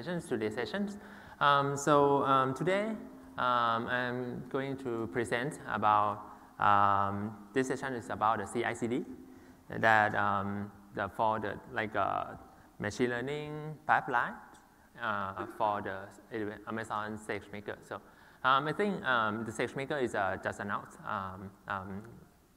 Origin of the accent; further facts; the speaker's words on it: Thailand; I'm from Thailand